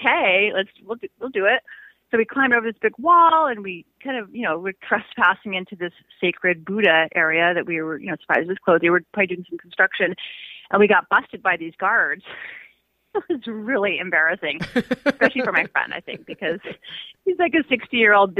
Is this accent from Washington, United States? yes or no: yes; Seattle, Washington, United States; I grew up in Seattle for the most part